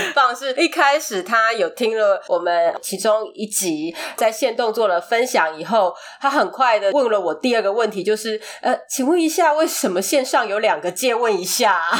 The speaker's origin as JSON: {"language": "Chinese", "country": "Taiwan", "said": "虽然我们后面有多了一段，就是我们是台湾人的 FAQ 这样子，但是就还是会很害怕听众会 confuse。"}